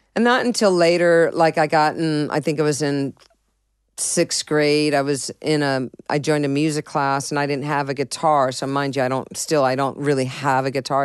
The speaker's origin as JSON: {"language": "English", "town": "San Diego", "region": "California", "country": "United States", "tie": "born or raised there", "also_born_or_lived": "Boston, Massachusetts", "said": "I was born in Boston, Massachusetts, but I was raised in San Diego"}